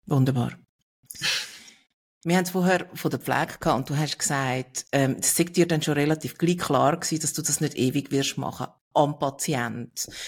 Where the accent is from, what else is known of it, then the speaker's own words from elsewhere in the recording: Olten, Solothurn, Switzerland; geboren in Olten im Spital.